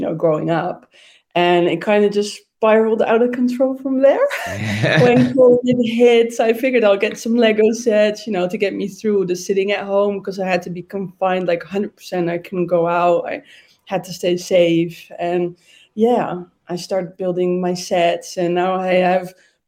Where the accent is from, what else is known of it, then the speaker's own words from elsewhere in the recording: Amsterdam, North Holland, Netherlands; I was born and raised in Amsterdam